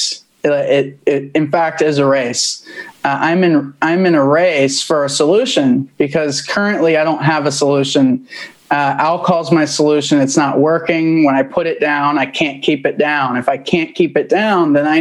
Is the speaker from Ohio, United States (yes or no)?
yes; Central Ohio, United States; I'm from Central Ohio.